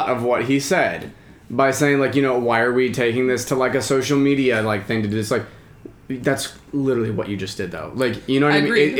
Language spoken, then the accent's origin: English; Pensacola, Florida, United States; I'm from Pensacola